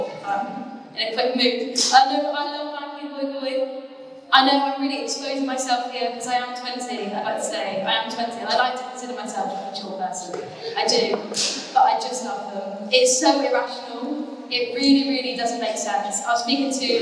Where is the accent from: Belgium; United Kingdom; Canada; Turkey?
United Kingdom; Torquay, South West England; moved away as an adult; also born or lived in Cardiff; I grew up in the Bay